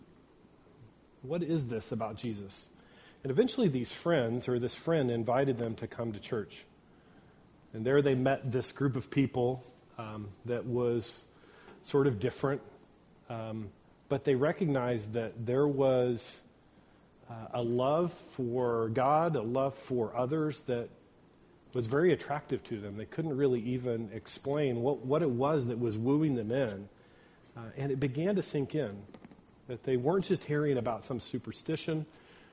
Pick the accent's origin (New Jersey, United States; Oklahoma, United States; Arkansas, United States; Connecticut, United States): Oklahoma, United States; Ponca City; Oklahoma, which is where I grew up in Ponca City